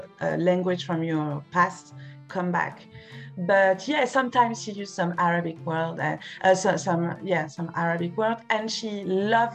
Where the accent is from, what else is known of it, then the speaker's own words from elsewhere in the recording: Paris, Île-de-France, France; English is a second language; I'm French, I'm from Paris